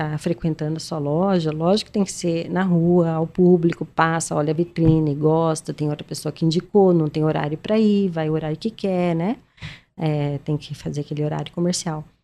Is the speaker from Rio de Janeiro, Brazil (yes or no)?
no; Maringá, Paraná, Brazil; eu sou de Maringá